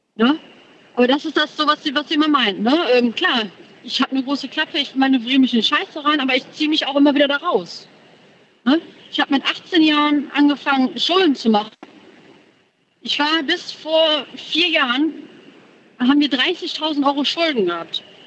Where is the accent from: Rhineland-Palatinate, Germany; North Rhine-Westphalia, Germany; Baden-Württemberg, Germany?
North Rhine-Westphalia, Germany; Moers; Ich komme aus Mörs, in der Nähe von Krefeld.